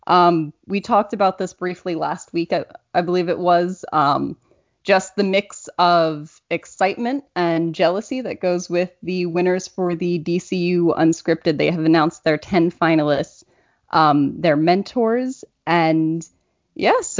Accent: New Jersey, United States; my home state, New Jersey

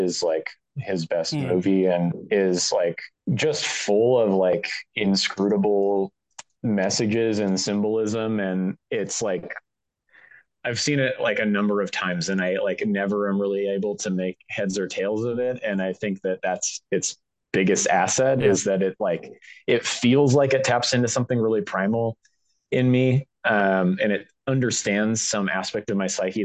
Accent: Pacific Northwest, town where Twin Peaks was filmed, Washington, United States; I grew up in the Pacific Northwest. I grew up in the town where they filmed Twin Peaks

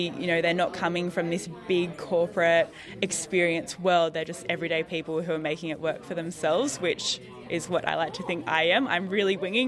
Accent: Newcastle, New South Wales, Australia; moved away as an adult; now in Wollongong, Australia; I grew up around Newcastle, and I moved down to Wollongong for university

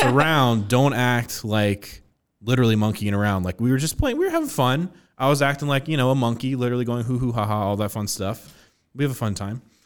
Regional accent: Westerville, Ohio, United States; I grew up in Westerville, and that was the school I went to, K to eight

